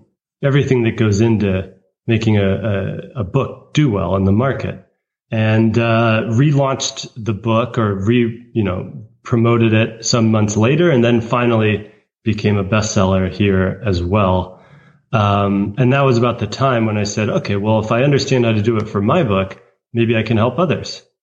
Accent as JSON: {"language": "English", "country": "United States", "said": "a American who speaks Chinese"}